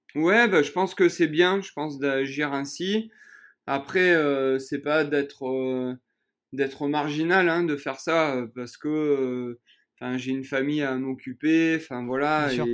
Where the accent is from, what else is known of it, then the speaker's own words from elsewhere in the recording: Châteauneuf-de-Gadagne, Provence-Alpes-Côte d'Azur, France; moved away as an adult; also born or lived in Cavaillon, France; now in Écully, France; je suis né à Cavaillon, donc euh, dans le Vaucluse.